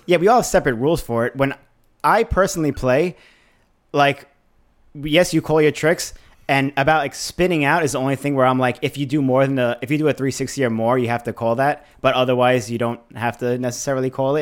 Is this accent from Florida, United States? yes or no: no; New York, United States; we grew up in New York